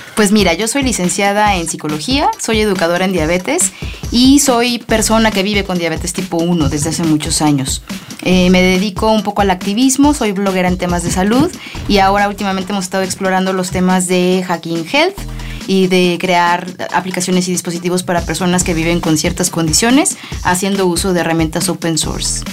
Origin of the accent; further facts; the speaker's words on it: Mexico; Nosotros somos los segundos mexicanos, orgullosamente